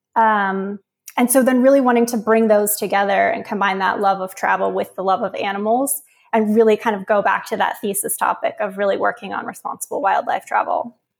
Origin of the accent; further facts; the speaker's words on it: Uniontown, Pennsylvania, United States; I grew up in rural Pennsylvania south of Pittsburgh